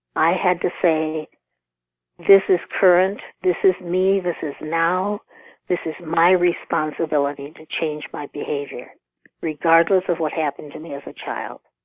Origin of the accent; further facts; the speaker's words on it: Rockford, Illinois, United States; also born or lived in Texas; I grew up in Rockford, Illinois, about 90 miles from Chicago.